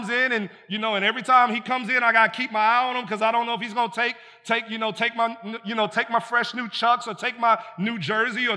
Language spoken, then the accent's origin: English; United States; we're American like that.